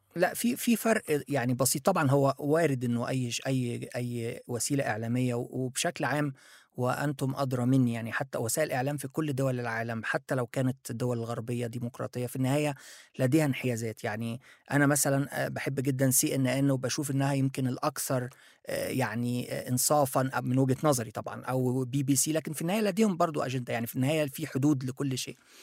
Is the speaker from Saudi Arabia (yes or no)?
no; Egypt; also born or lived in Japan; أنا مصري موجود في مصر